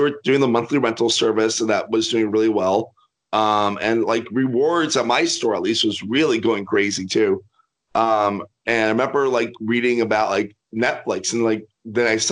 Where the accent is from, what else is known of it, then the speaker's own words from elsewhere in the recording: Miami, Florida, United States; I'm from Miami, and I went to college in North Florida.